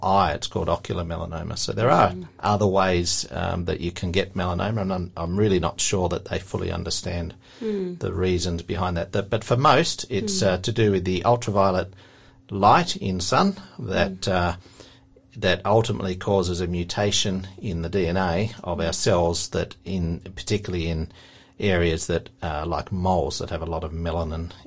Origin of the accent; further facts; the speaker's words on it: Tasmania, Australia; also born or lived in Queensland; I was actually born in Queensland, but I've lived in Tasmania since I was young